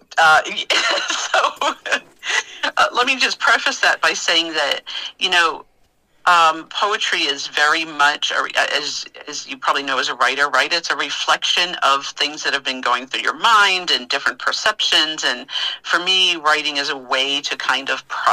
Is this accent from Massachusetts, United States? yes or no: yes; Massachusetts, United States; moved away as an adult; also born or lived in Manassas, Virginia; now in Virginia, United States; I'm originally from Massachusetts